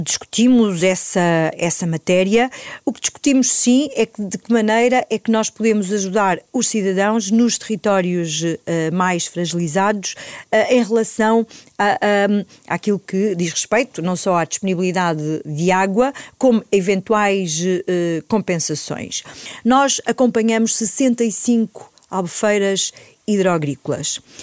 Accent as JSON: {"language": "Portuguese", "region": "Alto Ribatejo", "country": "Portugal", "said": "sou do campo, uh, sou do Alto Ribatejo, uma região que também se faz agricultura, embora que seja uma agricultura familiar, uh, de pequena dimensão, onde na minha família sempre se fez"}